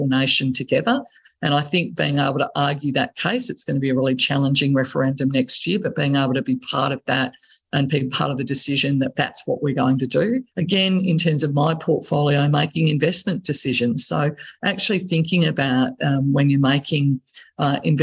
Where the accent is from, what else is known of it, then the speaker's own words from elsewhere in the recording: Ballarat, Victoria, Australia; my hometown of Ballarat